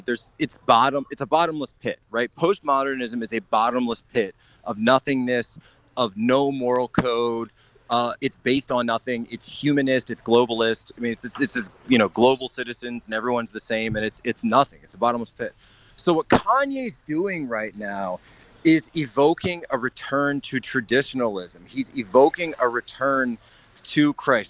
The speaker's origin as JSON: {"language": "English", "town": "Norristown", "region": "Pennsylvania", "country": "United States", "also_born_or_lived": "Philadelphia / China", "moved": "as an adult", "said": "I'm actually from originally from Norristown, Pennsylvania"}